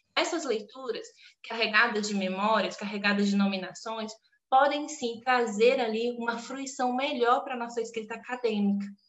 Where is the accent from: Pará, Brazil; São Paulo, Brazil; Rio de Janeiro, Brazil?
Pará, Brazil; southeast of the state of; moved away; Eu sou do estado do Pará, do sudeste do estado do Pará